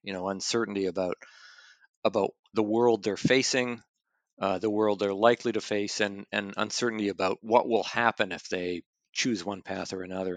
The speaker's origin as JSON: {"language": "English", "country": "Canada", "moved": "yes", "said": "I'm originally from Canada."}